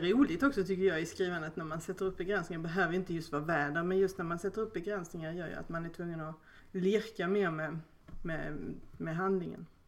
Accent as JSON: {"language": "Swedish", "region": "Skåne", "country": "Sweden", "tie": "born or raised there"}